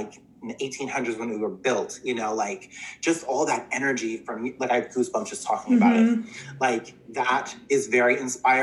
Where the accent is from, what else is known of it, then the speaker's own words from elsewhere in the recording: New Jersey, United States; Little gay boy growing up in Central Jersey